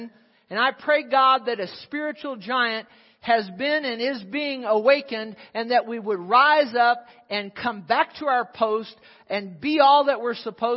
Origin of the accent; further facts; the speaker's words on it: United States; I'm an American